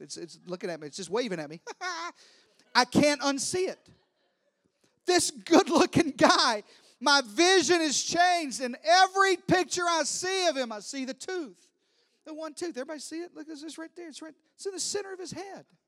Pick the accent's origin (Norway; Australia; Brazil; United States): United States; Deep South; I'm from the deep south